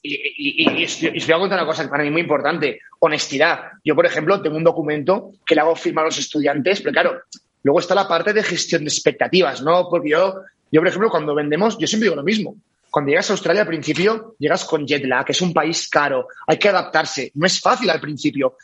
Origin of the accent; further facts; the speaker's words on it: Valencia, Valencian Community, Spain; moved away as an adult; also born or lived in Barcelona; soy de Valencia original, me fui a Barcelona